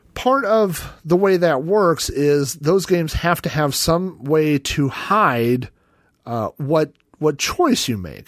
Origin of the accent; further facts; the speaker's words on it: Oklahoma, United States; I grew up in Oklahoma